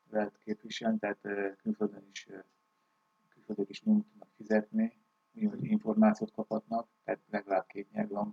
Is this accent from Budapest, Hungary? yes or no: no; Rajka, Győr-Moson-Sopron, Hungary; moved away as an adult; also born or lived in Szigetköz / Norway; én Rajkán születtem, és hát Rajkán laktam nagyon sokáig